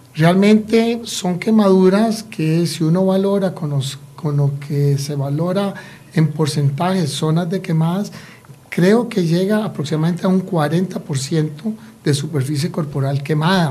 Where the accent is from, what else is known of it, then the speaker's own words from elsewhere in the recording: Costa Rica; ciudadanos costarricenses